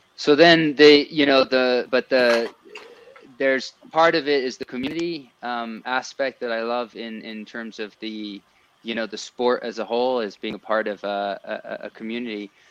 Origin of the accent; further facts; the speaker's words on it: France; now in Colorado, United States; growing up in France, I, I, kind of had a bit of a multicultural you know background